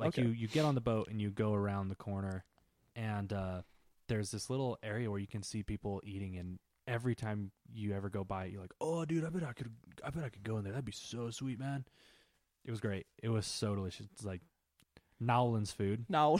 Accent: Germany; Oh, we're from Germany.

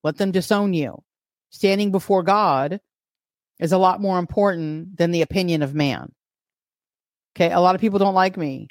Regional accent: New York, United States; as a New Yorker

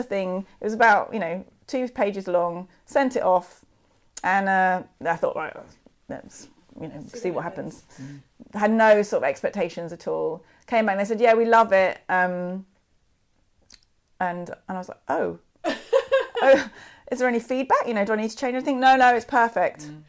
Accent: London, United Kingdom; I'm from London.

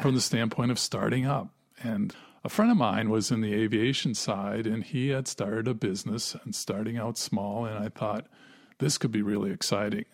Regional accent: Wisconsin, United States; I was from Wisconsin, and we both grew up in tremendously free environments

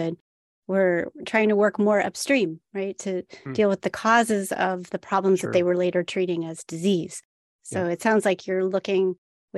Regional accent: Wisconsin, United States; I grew up in Wisconsin.

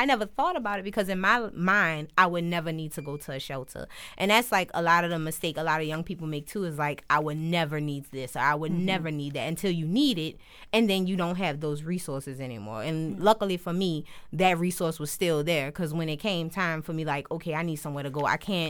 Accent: New Orleans, Louisiana, United States; I'm from Uptown. I grew up Uptown, right up the street from the Magnolia, between Washington and 2nd. So I've been that way my entire life up until recently. So now I stay in the East. But the Uptown is home.

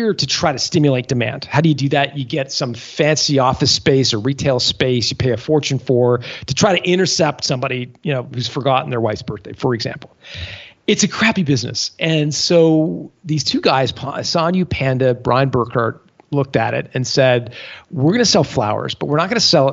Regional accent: Canada; as a Canadian, I'm used to the cold

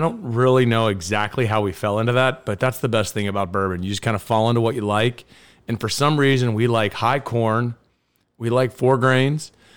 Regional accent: Kentucky, United States; I'm from Kentucky.

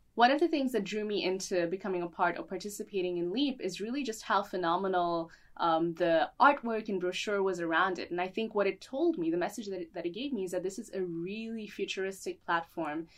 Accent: Dubai, United Arab Emirates; also born or lived in Boston; I grew up here in Dubai and moved momentarily to Boston, where I studied. And then I moved back here

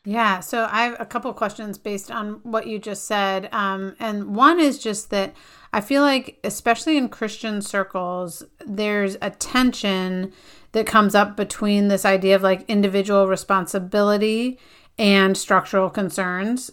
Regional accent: Connecticut, United States; my home state of Connecticut

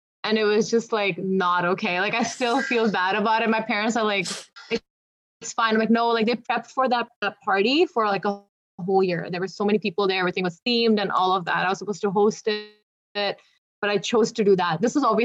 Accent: Sarnia, Ontario, Canada; I grew up in Canada, like, I grew up in Sarnia

